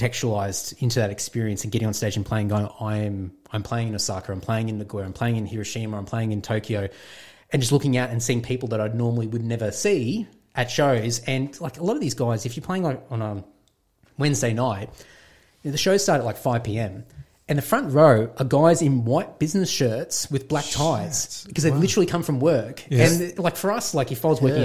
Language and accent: English; Queensland, Australia; moved away as an adult; also born or lived in Brisbane / Sydney; I'm a Queenslander, I'm like the biggest bogan out there.